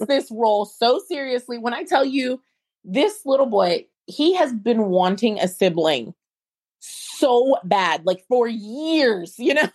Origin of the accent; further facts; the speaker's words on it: Ohio, United States; moved away as an adult; also born or lived in Alabama; now in Atlanta, United States; I was born in the United States. I grew up in Ohio